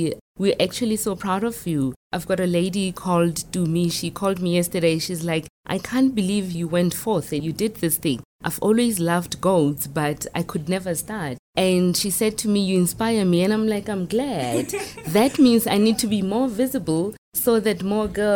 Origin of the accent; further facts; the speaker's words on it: Sannieshof, North West, South Africa; moved away as an adult; also born or lived in Johannesburg; I am from Sannieshof. I was born and bred in a farm called Bossies